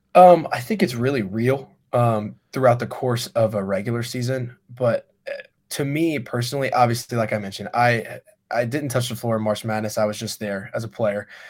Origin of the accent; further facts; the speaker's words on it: Noblesville, Indiana, United States; I'm from Noblesville